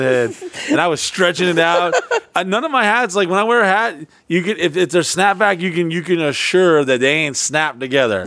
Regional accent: Orlando, Florida, United States; also born or lived in Texas; one of the first places I moved and lived to, uh, lived at, uh, when I came to, uh, Florida from Texas as a kid

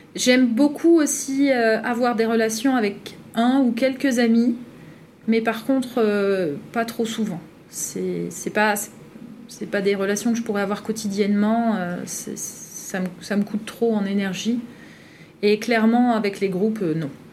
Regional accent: northern France, France; je viens du Grand Nord

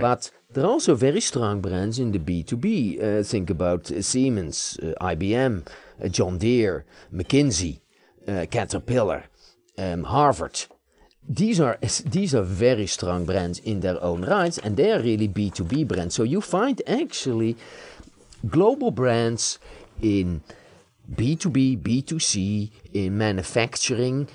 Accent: Netherlands; now in United States; I live in the United States, I've become an American citizen, but I was born in the Netherlands

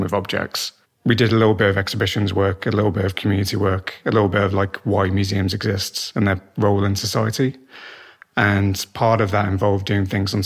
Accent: Black Country, West Midlands, United Kingdom; I grew up in the Black Country

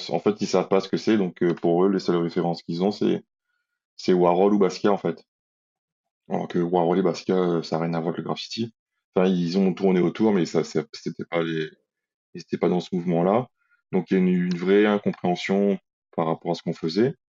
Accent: Réunion, France; quel sens ça a en tant que Réunionnais à la Réunion de reproduire des codes graphiques

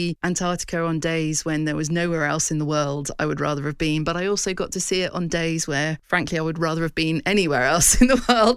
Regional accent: West Kent, South East England, United Kingdom; I come from West Kent, you know, part of southeast England that doesn't have mountains or extreme winters or anything like

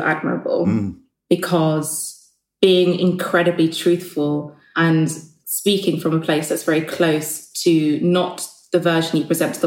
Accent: London, United Kingdom; I grew up in Clapham and I went to school in Streatham and then I went to school in New Cross.

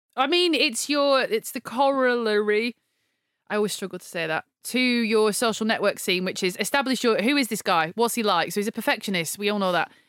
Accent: United Kingdom; I'm British

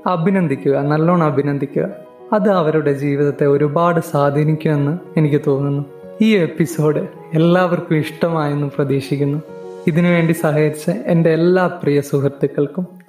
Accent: Wayanad, Kerala, India; ഒരു വയനാട്ടുകാരനാണ്

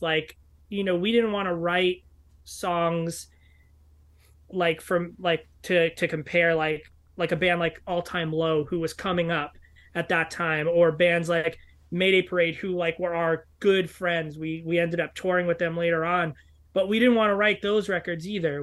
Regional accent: New York City, New York, United States; I grew up in New York City

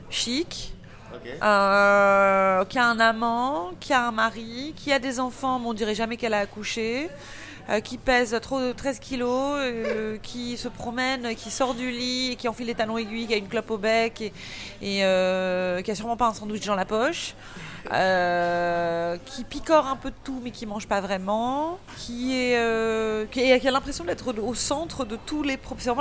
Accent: Malakoff, Île-de-France, France; étant née en en banlieue, en banlieue, ni moche ni belle. J'ai grandi à Malakoff, c'est ni, ni la, la, la, la, banlieue du 93

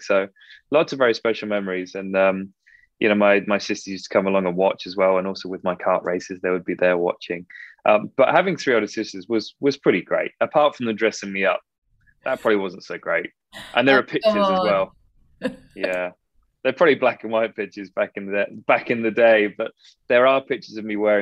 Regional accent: Frome, South West England, United Kingdom; moved away as an adult; now in California, United States; I'm a country bumpkin. I'm from Somerset, and it's stunning down there

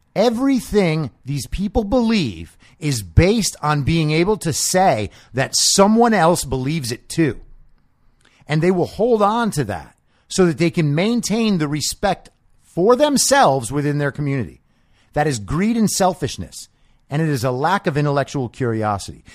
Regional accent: New York, United States; when I was growing up in New York

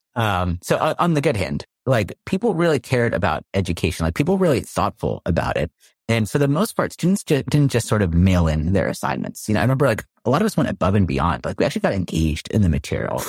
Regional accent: Palo Alto, California, United States; So I grew up in Palo Alto, California, so heart of Silicon

